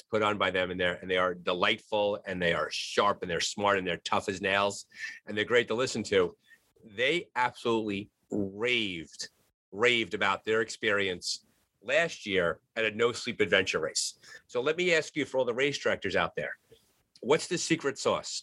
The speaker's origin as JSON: {"language": "English", "town": "New York City", "region": "New York", "country": "United States", "tie": "born or raised there", "moved": "yes", "lives_now": "New Jersey, United States", "said": "I'm from actually born in the Bronx, New York, lived in New York City, lived in the suburbs. I live in New Jersey now"}